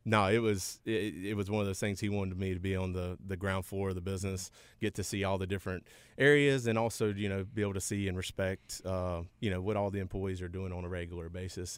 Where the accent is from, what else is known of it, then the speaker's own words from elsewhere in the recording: Forest City, North Carolina, United States; I grew up in Forest City, North Carolina.